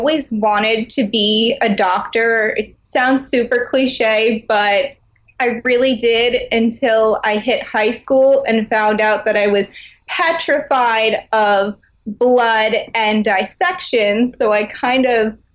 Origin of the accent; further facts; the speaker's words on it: United States; I grew up in New York